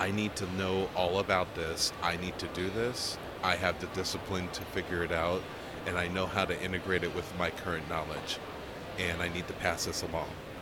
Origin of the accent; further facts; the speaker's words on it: Portland, Oregon, United States; I'm from Portland, Oregon